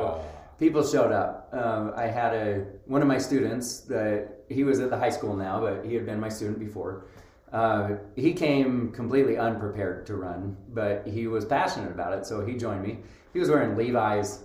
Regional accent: Roy, Utah, United States; moved away as an adult; also born or lived in North Carolina / Seattle, Washington / Idaho; now in Rexburg, United States; I grew up here in in Utah

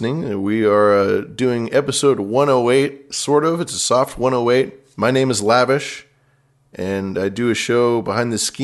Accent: West Coast, United States; also born or lived in Bay Area; I'm from the West Coast

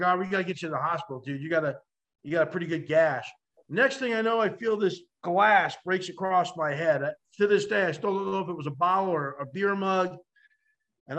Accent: New Jersey, United States; growing up in North Jersey

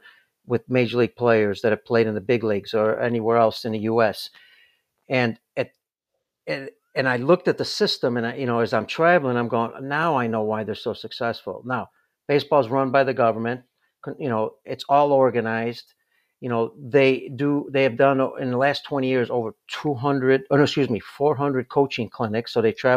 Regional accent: United States; first language Italian; English is a second language

